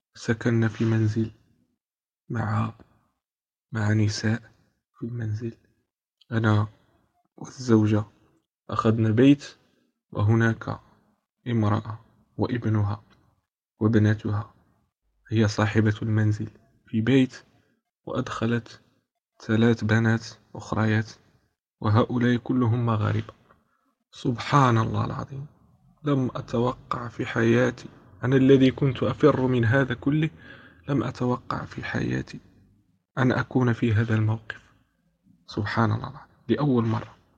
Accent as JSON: {"language": "Arabic", "country": "Morocco", "moved": "as an adult", "lives_now": "Spain", "said": "أنا أنا من المغرب وأسكن في إسبانيا"}